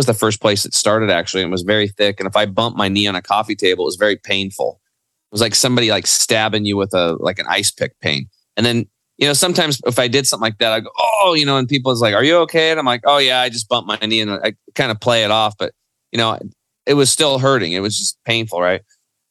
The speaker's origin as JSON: {"language": "English", "region": "Eastern Oregon", "country": "United States", "tie": "born or raised there", "also_born_or_lived": "Portland, Oregon", "said": "I grew up in Eastern Oregon on a cattle and hay farm"}